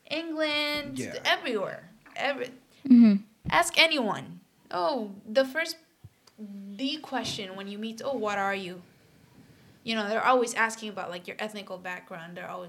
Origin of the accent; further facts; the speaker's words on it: Puerto Rico; moved away as an adult; now in Massachusetts, United States; I grew up in Puerto Rico, so obviously I watched in Spanish.